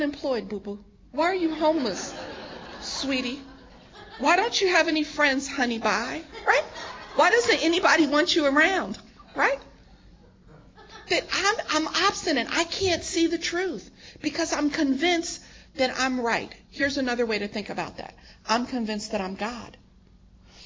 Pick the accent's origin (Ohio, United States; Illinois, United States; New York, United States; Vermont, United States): New York, United States; I'm born and raised in New York